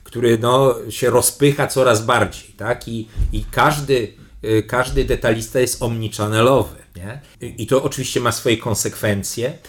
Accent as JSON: {"language": "Polish", "country": "Poland", "said": "jestem z Polski, tu nowy dyrektor generalny"}